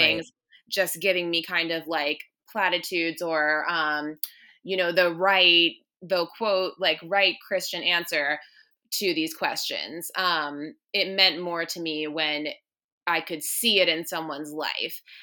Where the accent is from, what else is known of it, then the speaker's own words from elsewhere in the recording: Northern Virginia, United States; moved away as an adult; also born or lived in Williamsburg, Virginia; now in Richmond, United States; I'm actually from Northern Virginia, so I went to college in Williamsburg, and then I moved back up to Northern Virginia